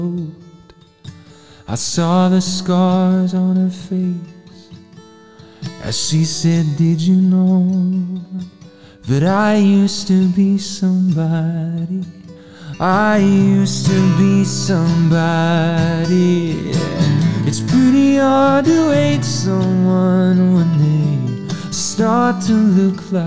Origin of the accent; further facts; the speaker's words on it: Portsmouth, New Hampshire, United States; now in Nashville, United States; I grew up in New Hampshire, Portsmouth, New Hampshire.